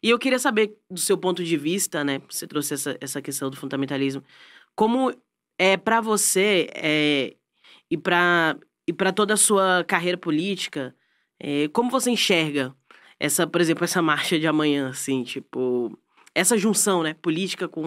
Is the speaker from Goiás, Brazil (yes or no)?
no; Brasília, Federal District, Brazil; eu sou de Brasília.